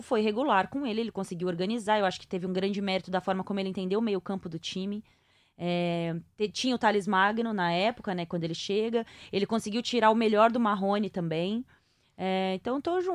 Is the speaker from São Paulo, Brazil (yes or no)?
yes; São Paulo, Brazil; eu sou paulista paulistana